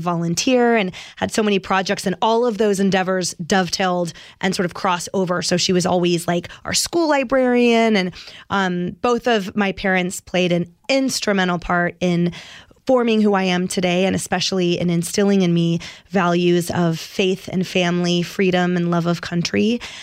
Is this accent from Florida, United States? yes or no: no; Oakland, California, United States; I was born in Oak Knoll Naval Hospital in Oakland, California.